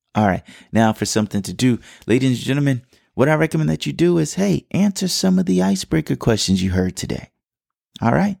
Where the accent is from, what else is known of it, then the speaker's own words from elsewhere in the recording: Georgia, United States; we grew up in Georgia